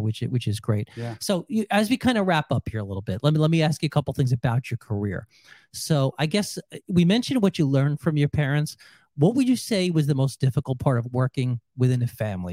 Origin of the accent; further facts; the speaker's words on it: New York, United States; moved away; I'm from New York